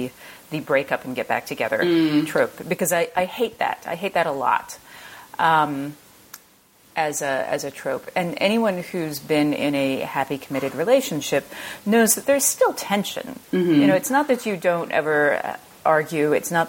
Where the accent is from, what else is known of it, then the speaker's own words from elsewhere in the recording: Southern United States, United States; I am from the South, and I almost never see in mainstream media a Southern woman in the sciences.